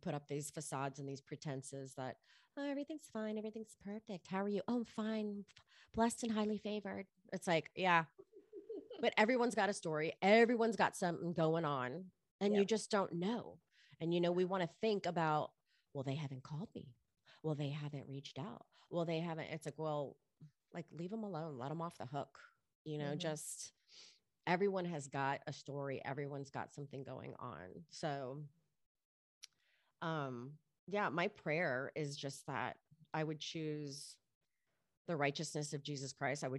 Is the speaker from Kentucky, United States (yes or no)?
no; Miami, Florida, United States; I grew up in Miami in the clubs